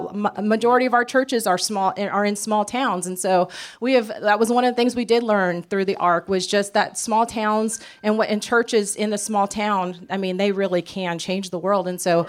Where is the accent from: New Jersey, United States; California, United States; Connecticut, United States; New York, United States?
California, United States; now in Mississippi, United States; because here we're from California and we're in the South.